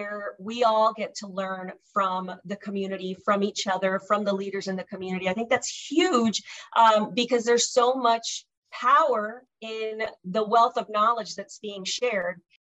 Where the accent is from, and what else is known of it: Miami, Florida, United States; born or raised there; also born or lived in Cuba